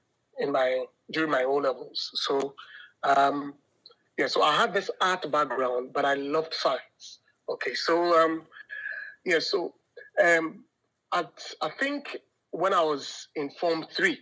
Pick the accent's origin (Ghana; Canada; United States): Ghana